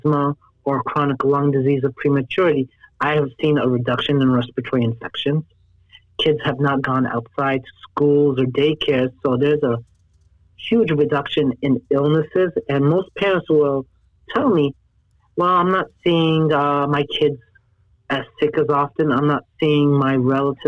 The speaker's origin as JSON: {"language": "English", "town": "Jersey City", "region": "New Jersey", "country": "United States", "tie": "born or raised there", "also_born_or_lived": "New York / Los Angeles", "moved": "as an adult", "said": "So I was born and raised in Jersey City, New Jersey"}